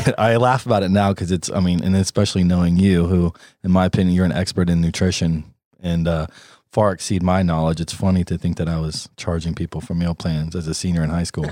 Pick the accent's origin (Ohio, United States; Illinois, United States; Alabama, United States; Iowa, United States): Ohio, United States; Columbus; also born or lived in Houston, Texas / Maine / Florida / Los Angeles; now in North Carolina, United States; I was raised in Columbus, Ohio